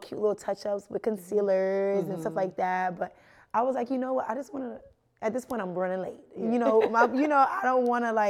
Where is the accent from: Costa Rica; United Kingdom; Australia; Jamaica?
Jamaica; growing up, of course, I'm Jamaican. So it was very strict, both parents